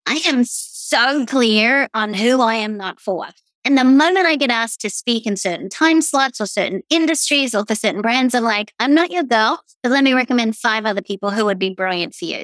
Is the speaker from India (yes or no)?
no; Australia; accent: Australian; also born or lived in East Coast, United States; now in Tampa, United States; I'm obviously Australian. You can tell that by my voice.